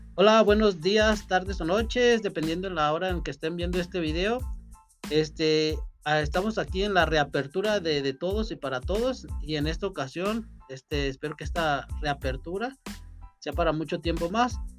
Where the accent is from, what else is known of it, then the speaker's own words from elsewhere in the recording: Uruapan, Michoacán, Mexico; Nosotros pues somos de Uruapan